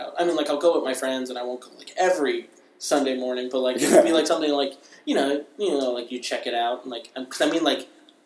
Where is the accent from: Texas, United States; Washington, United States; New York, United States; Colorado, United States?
New York, United States; Briarcliff Manor; I'm from New York, and in the town over from me, in Briarcliff